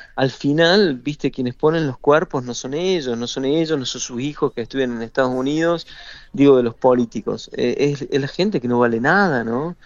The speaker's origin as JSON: {"language": "Spanish", "country": "Argentina", "said": "como argentino que he vivido siempre muy cerca el fútbol como un hecho totalitario y devastador, como sucede en mi país"}